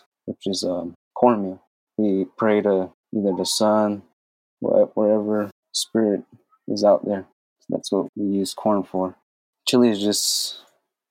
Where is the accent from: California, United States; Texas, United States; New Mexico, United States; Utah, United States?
New Mexico, United States; Pueblo of Zia; I am from the Pueblo of Zia.